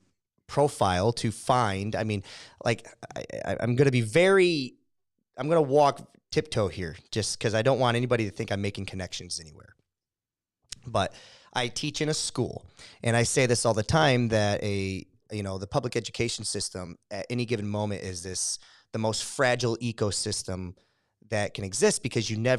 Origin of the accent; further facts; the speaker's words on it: Michigan, United States; I'm from Michigan